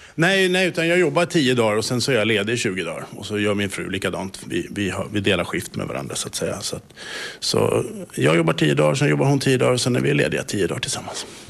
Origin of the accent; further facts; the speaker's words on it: Stockholm, Stockholm County, Sweden; moved away as an adult; now in Bromarv, Finland; jag är född och uppvuxen i Stockholm